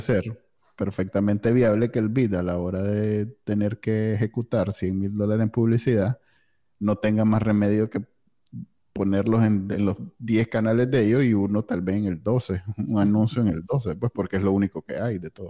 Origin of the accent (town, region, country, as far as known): Nicaragua; moved away